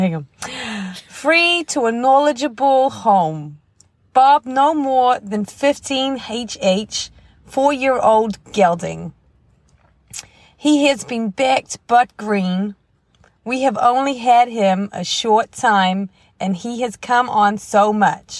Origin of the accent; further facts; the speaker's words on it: New Zealand; accent: Kiwi; from New Zealand